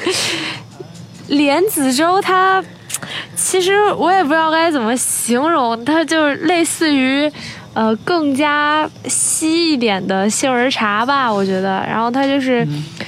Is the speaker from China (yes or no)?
yes; Zhengzhou, Henan, China; 我是从小在二期 取长大的